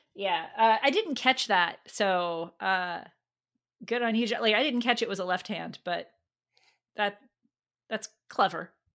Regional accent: United States

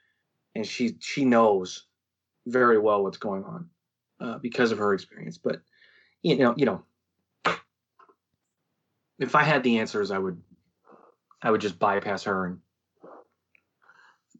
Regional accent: St. Louis, Missouri, United States; Oh, St. Louis, Missouri

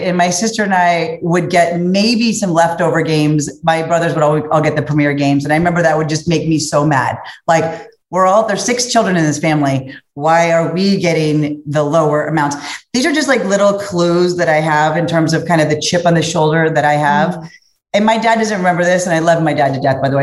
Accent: Cincinnati, Ohio, United States; I come from Cincinnati, Ohio, Midwest

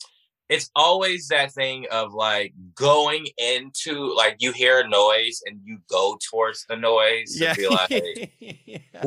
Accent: Houston, Texas, United States; moved away; I grew up in Houston, Texas.

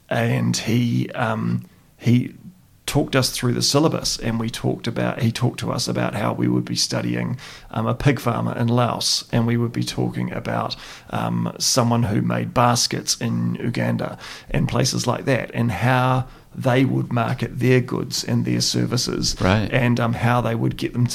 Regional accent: Christchurch, Canterbury, New Zealand; We grew up in St. Albans, and it was pleasant and it was nice

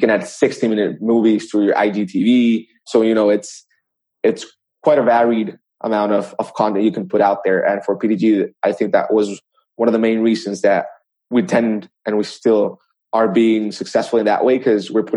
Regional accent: El Salvador; I was born in El Salvador

